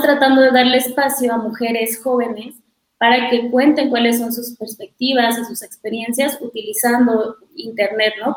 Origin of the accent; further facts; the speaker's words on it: Mexico; nuestras vidas como mujeres, como mexicanas